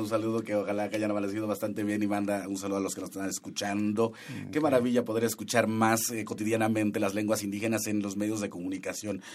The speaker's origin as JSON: {"language": "Spanish", "region": "Huasteca Veracruzana", "country": "Mexico", "said": "Yo soy de la Huasteca Veracruzana"}